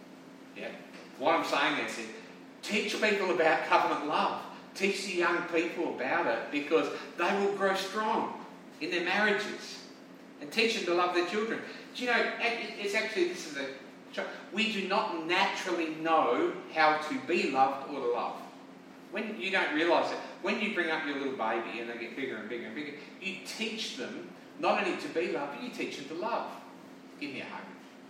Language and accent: English; South Australia, Australia; now in St. George, Australia; we live in St. George, but we see a lot of other places because we come from South Australia